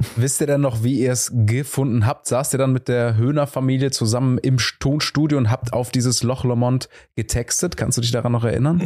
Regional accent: Cologne, North Rhine-Westphalia, Germany; selbst als Kölner

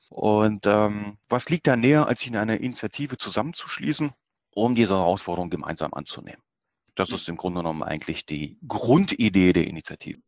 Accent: Germany; bei uns in Deutschland

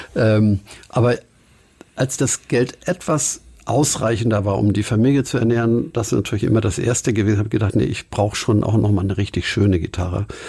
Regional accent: Hamburg, Germany; Inzwischen längst Blankenese. Geboren bin ich aber in Winterhude

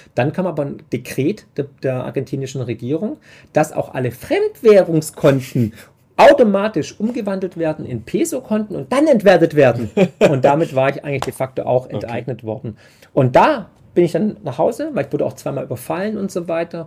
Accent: Swabia, Germany; also born or lived in Vermont; ich bin halt Schwabe

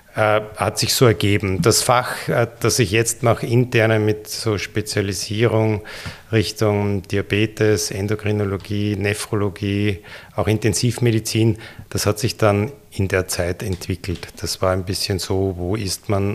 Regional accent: Linz, Upper Austria, Austria; moved away as an adult; also born or lived in Vienna, Austria / Ulm, Germany; Ich war der, im Gymnasium in Linz in der Fadingerstraße und ging danach in Wien an die Universität

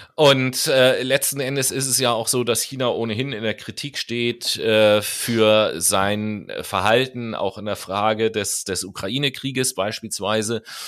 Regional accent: Germany; Hier bei uns in Deutschland

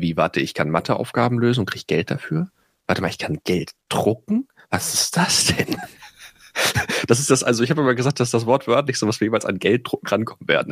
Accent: Itzehoe, Schleswig-Holstein, Germany; moved away; wo ich herkomme, aus Itzehoe

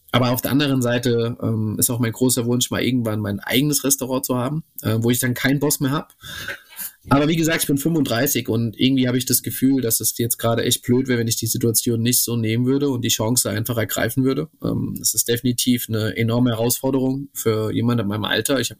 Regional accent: Romania; ich komme eigentlich aus Rumänien und da haben wir das so gemacht

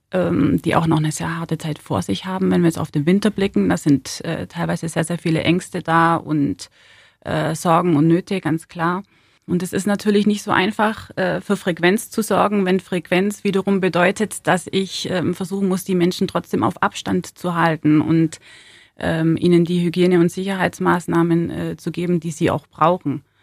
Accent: Ulm, Baden-Württemberg, Germany; Weil Ulm äh, meine Heimat ist, weil Ulm einfach äh, schnuckelig ist und ähm, ja, mein Zuhause ist. Deswegen liegt mir Ulm am Herzen. Ich bin hier aufgewachsen

